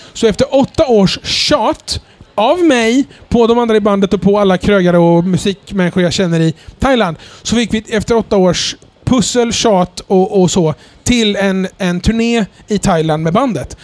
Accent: Jönköping, Jönköping County, Sweden; moved away; jag kommer från vanlig arbetarklassbakgrund från Jönköping

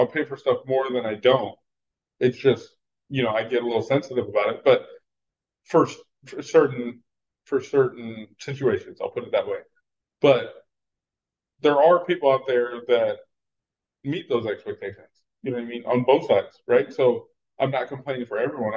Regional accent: Texas, United States; I'm from Texas

